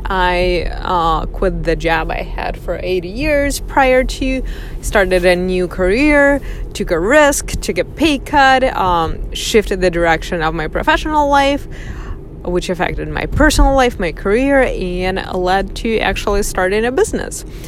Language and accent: English; Russia; moved away as an adult; also born or lived in northern Michigan, United States; now in United States; I was born and raised in Russia